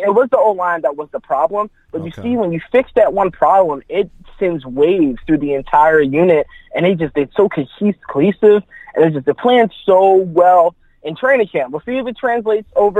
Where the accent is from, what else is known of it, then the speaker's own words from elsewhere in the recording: North Carolina, United States; moved away as an adult; now in Maryland, United States; I'm from North Carolina, but as of right now, I'm in Maryland going to college